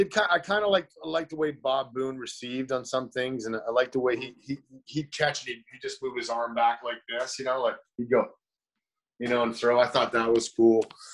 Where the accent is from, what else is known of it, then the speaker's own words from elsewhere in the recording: Canada; just – in being Canadian, like, we didn't even realize that I was even going to even play baseball, right?